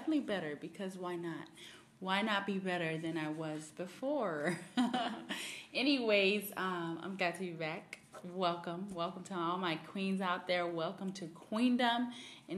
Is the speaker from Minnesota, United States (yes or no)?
no; Miami, Florida, United States; moved away; I'm originally from Miami